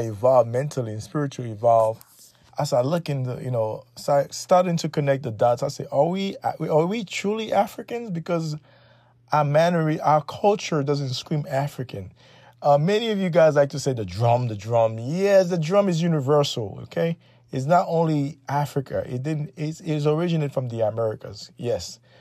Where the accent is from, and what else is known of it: Haiti